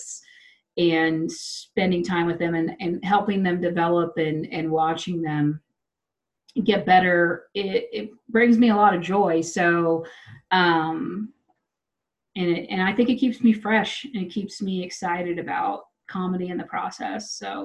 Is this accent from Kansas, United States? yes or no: yes; Wichita, Kansas, United States; now in Denver, United States; I'm from Wichita